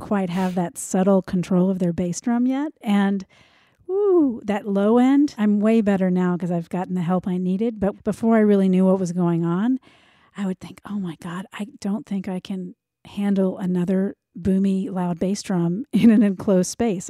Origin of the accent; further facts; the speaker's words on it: United States; I grew up outside of Washington, D C